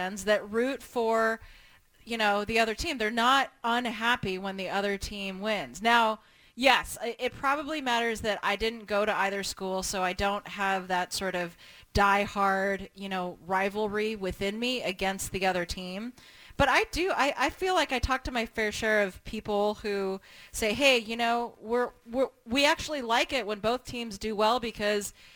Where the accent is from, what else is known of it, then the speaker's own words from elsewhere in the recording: Portland, Oregon, United States; I grew up in Portland, And I kind of grew up in an era where nobody still really knew where Portland was